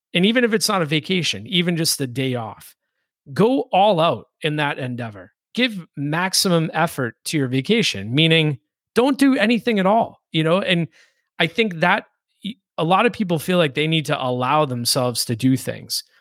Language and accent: English; Boston, Massachusetts, United States; I grew up in the Boston area